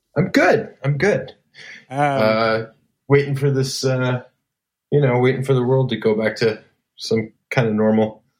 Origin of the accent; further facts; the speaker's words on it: Elgin, Illinois, United States; I grew up in Elgin, Illinois, which is about 35 miles outside of downtown Chicago